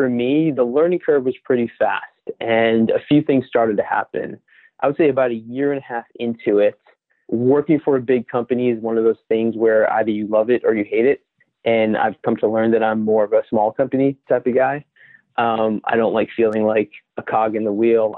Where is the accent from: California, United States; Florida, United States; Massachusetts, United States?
Massachusetts, United States; Boston; born and raised in Boston